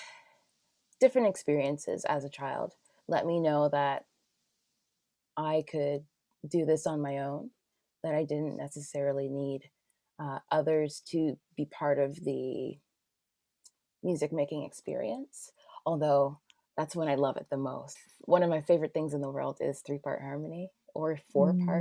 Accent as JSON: {"language": "English", "town": "Toronto", "region": "Ontario", "country": "Canada", "tie": "born or raised there", "said": "I grew up in Scarborough"}